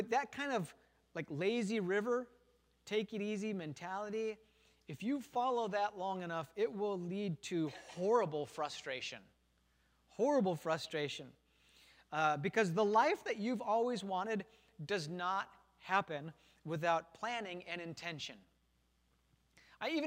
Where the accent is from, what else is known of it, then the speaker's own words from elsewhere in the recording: Wisconsin, United States; I grew up in Wisconsin in a factory town. We had American Motors, which became Chrysler